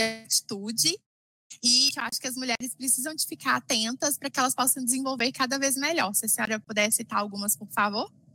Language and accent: Portuguese; Minas Gerais, Brazil; sou nascida e criada aqui em Minas Gerais